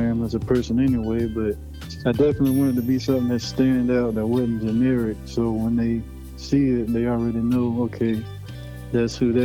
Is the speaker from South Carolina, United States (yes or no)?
yes; Columbia, South Carolina, United States; I'm from Columbia, South Carolina.